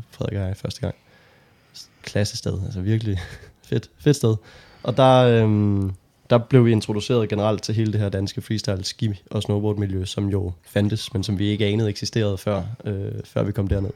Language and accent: Danish; Holbæk, Zealand, Denmark; jeg er, øh, født og opvokset i Holbæk